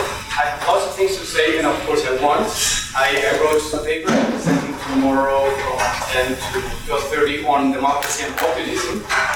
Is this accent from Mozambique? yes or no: no; Mexico; now in Canada; I'm originally from Mexico, and I draw a lot from Latin America